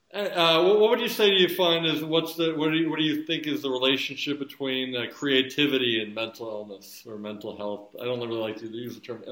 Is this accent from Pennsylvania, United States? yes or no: yes; Philadelphia, Pennsylvania, United States; moved away; I'm from the Philly area originally.